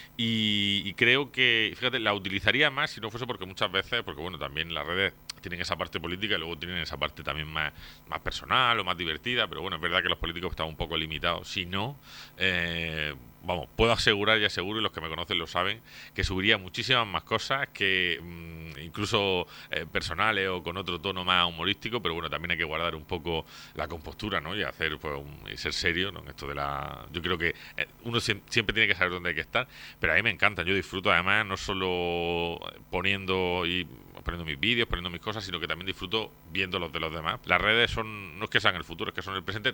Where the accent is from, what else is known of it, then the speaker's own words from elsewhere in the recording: Torre Pacheco, Region of Murcia, Spain; vecino de Pacheco desde que nací, he vivido aquí toda mi vida, toda mi vida. nací en el barrio de San Juan